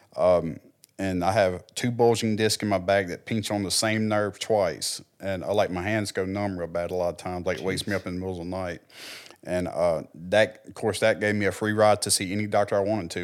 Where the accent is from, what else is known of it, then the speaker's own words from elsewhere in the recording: Clarksdale, United States; also born or lived in Texas / Oklahoma; growing up in Clarksdale